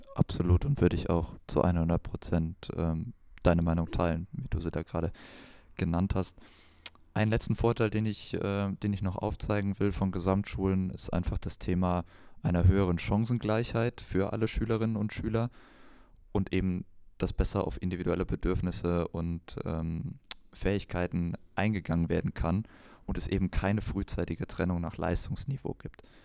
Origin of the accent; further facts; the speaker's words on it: Kreuztal, North Rhine-Westphalia, Germany; bei uns in Kreuzer, wo ich herkomme